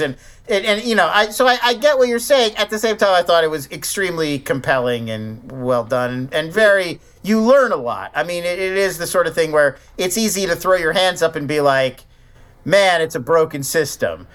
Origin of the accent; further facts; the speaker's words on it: Philadelphia, Pennsylvania, United States; When I was growing up in Philadelphia